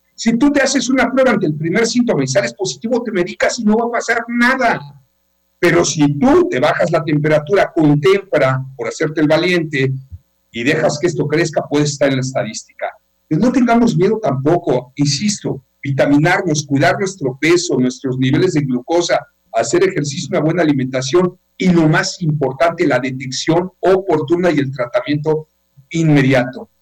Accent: Yucatán, Mexico

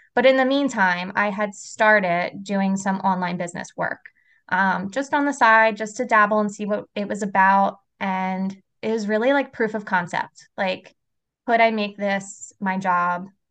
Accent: Philadelphia, Pennsylvania, United States; moved away as an adult; now in South Jersey, United States; I was born and raised in Philly

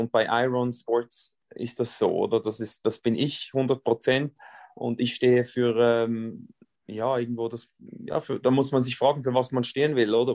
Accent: Switzerland; bei uns in der Schweiz

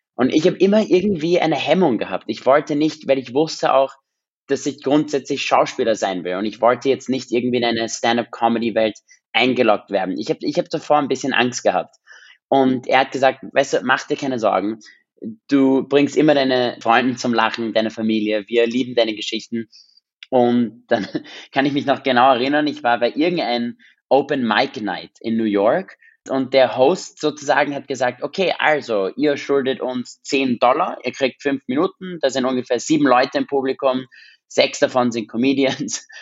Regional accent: Vienna, Austria; first language English; German is a second language; ich bin in Wien in Österreich aufgewachsen

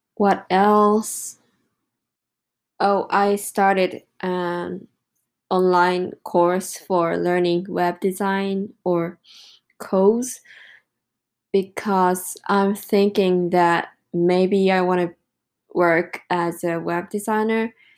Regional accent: Japan; English is a second language; moved away as an adult; I came back to Japan on 5th of July

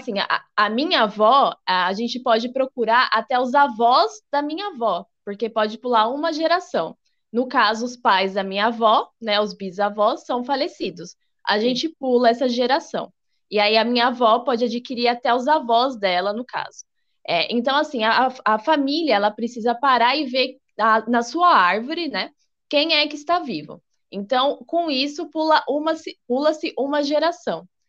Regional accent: Brazil; eu sou é, dupla cidadã portuguesa, sou brasileira e também portuguesa

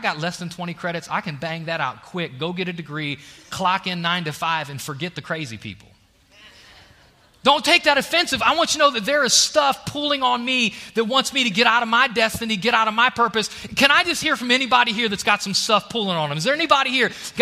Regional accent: Ohio, United States; moved away as an adult; now in Alabama, United States; I'm out of Ohio, but I still got Ohio in me

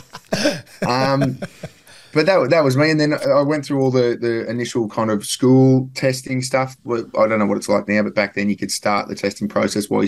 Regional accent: Newcastle, New South Wales, Australia; I grew up in Newcastle.

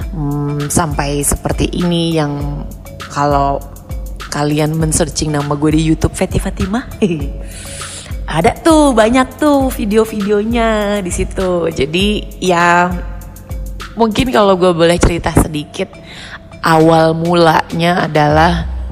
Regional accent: Jakarta, Indonesia; lahir dan besar di Jakarta

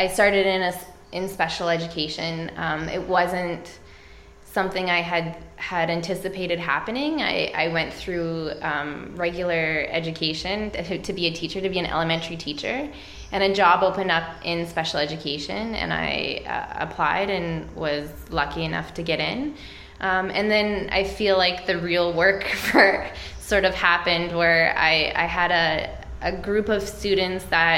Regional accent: Edmonton, Alberta, Canada; I come from Edmonton, Alberta, and I am a teacher

